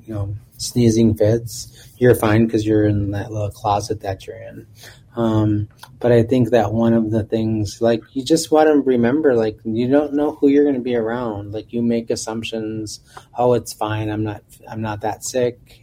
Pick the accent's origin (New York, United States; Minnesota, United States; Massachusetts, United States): Minnesota, United States; Minneapolis; growing up in South Minneapolis and being able to ride my bike from my home at 31st and Minnehaha